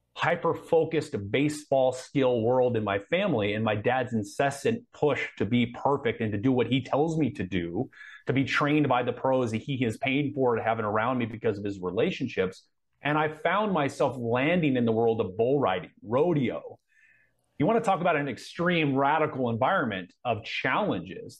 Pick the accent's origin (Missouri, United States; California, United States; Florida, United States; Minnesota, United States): California, United States; Anaheim; I was born in Anaheim. I grew up around